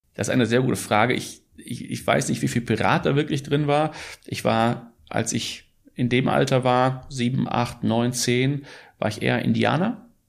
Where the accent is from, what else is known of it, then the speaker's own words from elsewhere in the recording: Ruhr area, North Rhine-Westphalia, Germany; ich bin Holländer und Schweizer und bin aber in, im, im äh, Ruhrgebiet aufgewachsen